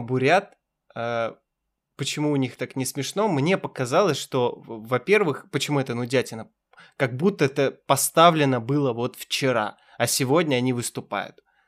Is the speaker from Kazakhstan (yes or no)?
yes; Kazakhstan; я из Казахстана